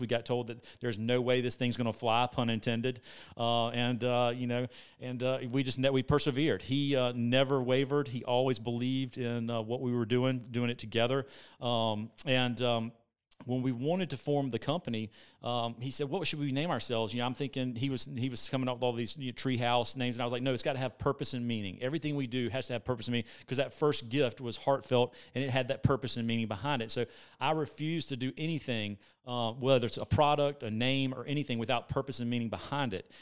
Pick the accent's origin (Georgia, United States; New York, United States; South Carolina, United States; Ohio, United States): South Carolina, United States; Columbia; I'm from Columbia, South Carolina, freshwater